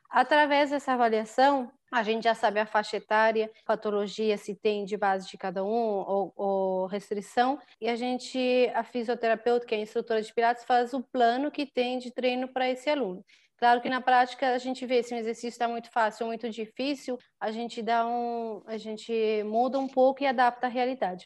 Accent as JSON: {"language": "Portuguese", "region": "São Vicente", "country": "Cape Verde", "tie": "born or raised there", "moved": "as an adult", "lives_now": "Praia, Cape Verde", "said": "eu abri primeiro lá em São Vicente, que é a minha ilha natal"}